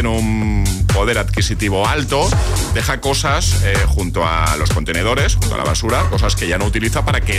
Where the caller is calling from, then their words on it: Valencia, Valencian Community, Spain; de Valencia.